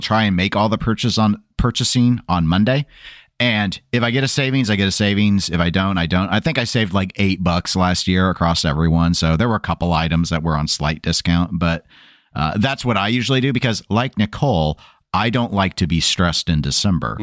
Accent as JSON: {"language": "English", "region": "Midwest", "country": "United States", "accent": "Midwestern", "said": "people are really making fun of my Midwestern accent lately"}